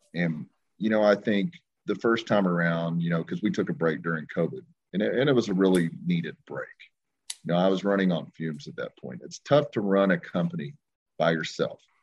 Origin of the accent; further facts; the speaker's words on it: Long Grove, Oklahoma, United States; I grew up in a small town called Long Grove, Oklahoma, which is right outside of Ardmore, Oklahoma